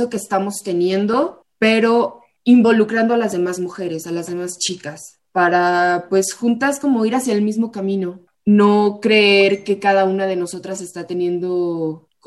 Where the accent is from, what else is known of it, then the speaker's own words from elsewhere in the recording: Morelia, Michoacán, Mexico; las chicas que son, son o somos de Morelia